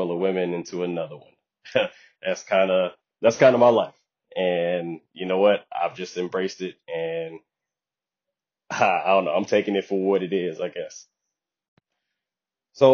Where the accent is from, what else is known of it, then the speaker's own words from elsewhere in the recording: Detroit, Michigan, United States; also born or lived in the South; I spent the majority of my childhood in Detroit, Michigan